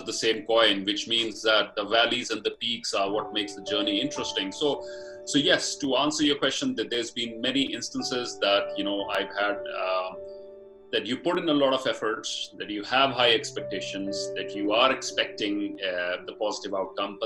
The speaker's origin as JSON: {"language": "English", "town": "Batala", "region": "Punjab", "country": "India", "tie": "born or raised there", "moved": "as an adult", "said": "my hometown, which is a small town in rural Punjab called Batala in district Gurdaspur"}